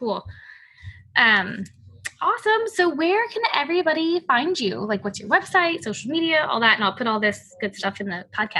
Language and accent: English; outside of New Orleans, Louisiana, United States; moved away; I grew up right outside of New Orleans.